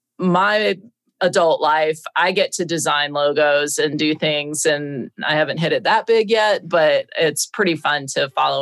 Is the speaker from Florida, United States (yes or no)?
yes; Tallahassee, Florida, United States; also born or lived in Miami, Florida; I was born in Miami, Florida, and I grew up in Tallahassee.